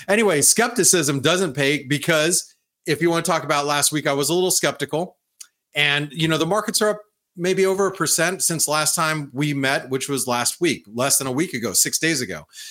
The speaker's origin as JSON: {"language": "English", "country": "United States", "said": "being an American, being a boots on the ground American that I am"}